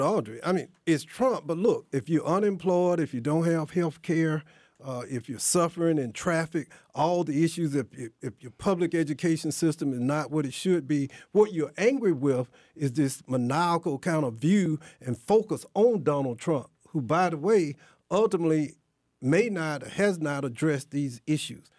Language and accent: English; near Athens, rural Georgia, United States; I grew up in rural Georgia, too. I mean, near Athens